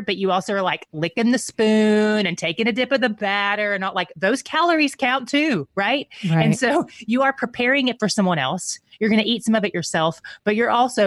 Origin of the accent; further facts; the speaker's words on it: East Tennessee, United States; accent: Southern; I'm from East Tennessee, so I have it, but I am tempted to put it on thicker than I ever had it